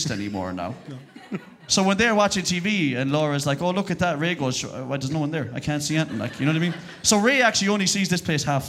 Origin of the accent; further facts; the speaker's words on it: Connacht, Ireland; accent: Sligo; I'm from Roscommon and I talk like a Sligo person.